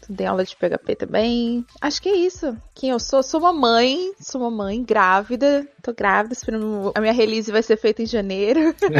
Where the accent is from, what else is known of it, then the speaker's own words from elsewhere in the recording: Guarulhos, São Paulo, Brazil; moved away as an adult; now in Dublin, Ireland; Tô aqui em Dublin, mas eu sou de Guarulhos, São Paulo.